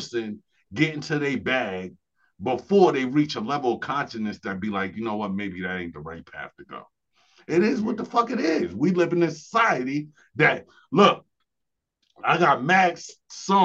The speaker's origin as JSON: {"language": "English", "town": "New York City", "region": "New York", "country": "United States", "tie": "born or raised there", "moved": "as an adult", "lives_now": "Buffalo, United States", "said": "I grew up in New York City"}